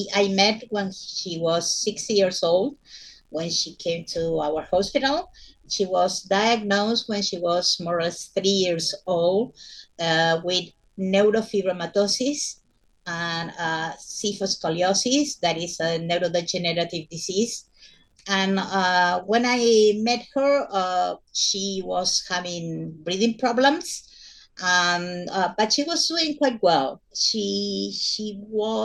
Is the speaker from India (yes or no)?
no; Buenos Aires, Argentina; from Buenos Aires, Argentina